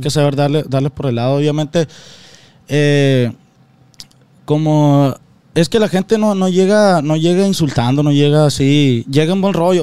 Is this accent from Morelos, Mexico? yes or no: no; Guasave, Sinaloa, Mexico; somos de Guasave